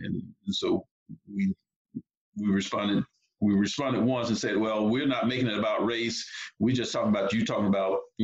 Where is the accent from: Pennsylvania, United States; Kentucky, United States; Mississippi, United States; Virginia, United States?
Mississippi, United States; moved away as an adult; now in Alabama, United States; I'm originally from Mississippi